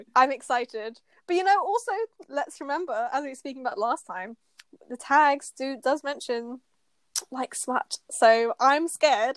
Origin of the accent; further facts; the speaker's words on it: United Kingdom; we're British